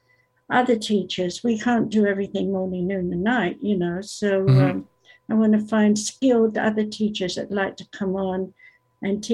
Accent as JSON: {"language": "English", "country": "United States", "also_born_or_lived": "England", "said": "I'm an American"}